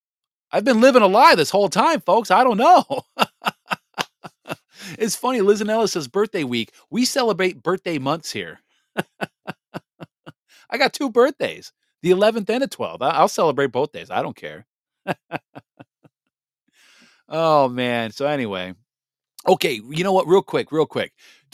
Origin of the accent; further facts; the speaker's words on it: Japan; born there; So I was born December 12th at 12:02 p.m. Japanese Standard Time. I was born in Japan on an Air Force base.